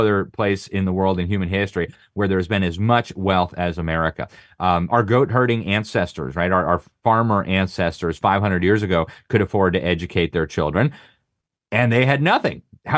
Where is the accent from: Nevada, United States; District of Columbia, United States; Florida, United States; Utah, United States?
Florida, United States; Miami; I'm from Miami, and we thought about living in Miami. I've been overseas all my life.